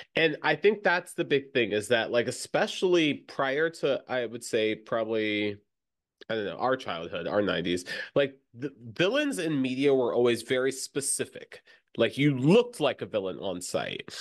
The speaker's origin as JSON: {"language": "English", "region": "Florida", "country": "United States", "tie": "born or raised there", "said": "growing up in Florida"}